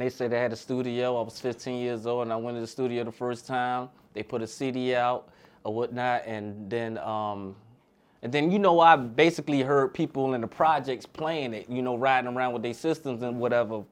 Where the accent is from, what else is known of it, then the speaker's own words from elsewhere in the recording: Low Country, South Carolina, United States; moved away as an adult; also born or lived in Philadelphia, Pennsylvania; now in Atlanta, United States; I was born in Philadelphia, but I was raised in South Carolina, the Low Country part